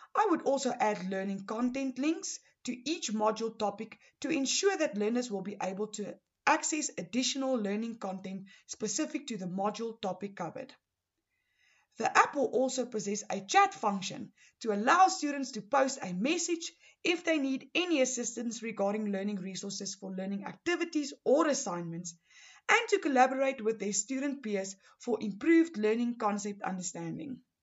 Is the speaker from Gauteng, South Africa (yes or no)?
yes; Pretoria, Gauteng, South Africa; I am from Pretoria, Gauteng